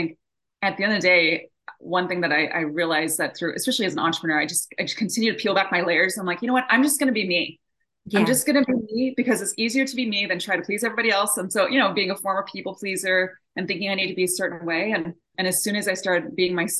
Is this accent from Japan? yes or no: yes; Japan; moved away; I was born and raised over in Japan, and I'm half Japanese, half American. And so I was born and raised in a bicultural home.